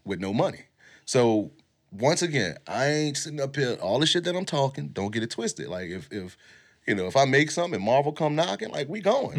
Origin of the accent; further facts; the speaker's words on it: New Orleans, Louisiana, United States; us growing up in New Orleans